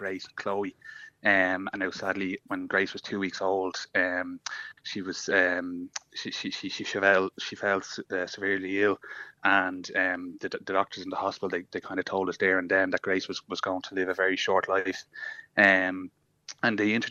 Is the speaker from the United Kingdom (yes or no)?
no; Dublin, Leinster, Ireland; we're only from Blanchardstown